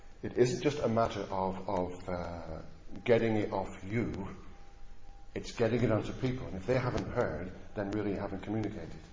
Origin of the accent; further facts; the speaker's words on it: Blackburn, North West England, United Kingdom; I come from Blackburn